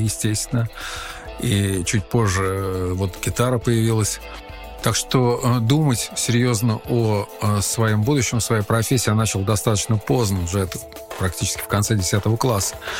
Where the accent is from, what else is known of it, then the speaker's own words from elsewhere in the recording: Khimki, Moscow Oblast, Russia; also born or lived in Ivanovo; мы уже окончательно осели в небольшом подмосковном городе Химки. И э, там я уже начал э, посещать первые советские учреждения в виде детских садов